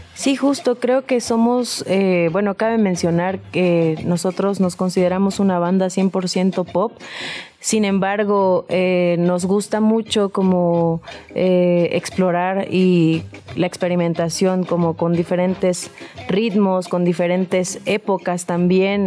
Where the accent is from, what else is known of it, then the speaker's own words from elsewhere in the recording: Juchitán, Oaxaca, Mexico; now in Mexico City, Mexico; nacimos en Cuchitán, Oaxaca